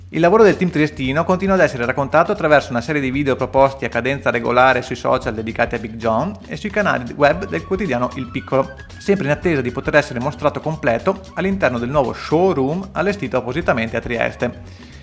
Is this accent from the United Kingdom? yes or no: yes; London, United Kingdom; accent: South London; invece io con la mia pronuncia da sud di Londra